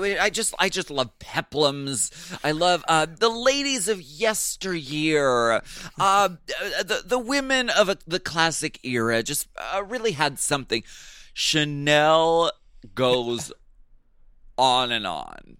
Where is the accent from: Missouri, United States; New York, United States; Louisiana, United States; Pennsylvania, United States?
Pennsylvania, United States; Erie; I'm from Erie, Pennsylvania.